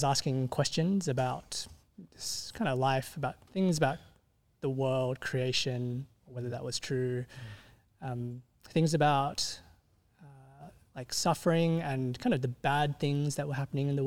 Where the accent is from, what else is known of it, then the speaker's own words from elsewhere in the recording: Sydney, New South Wales, Australia; also born or lived in Meadowbank; I grew up in West Ryde